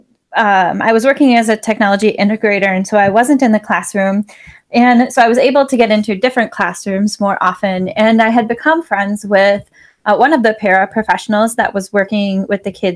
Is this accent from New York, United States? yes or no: no; Wisconsin, United States; I am from Wisconsin